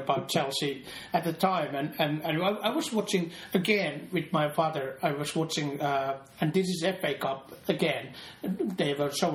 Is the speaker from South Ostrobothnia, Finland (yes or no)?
yes; Seinäjoki, South Ostrobothnia, Finland; born or raised there